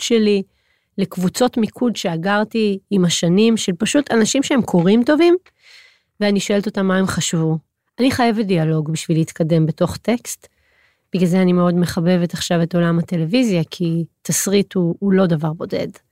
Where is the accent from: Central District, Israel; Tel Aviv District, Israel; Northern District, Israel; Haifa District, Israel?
Central District, Israel; Hod HaSharon; גדלתי בהוד השרון